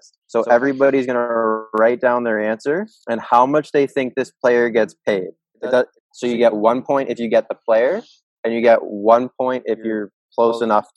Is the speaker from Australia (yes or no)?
no; Canada; I'm from Canada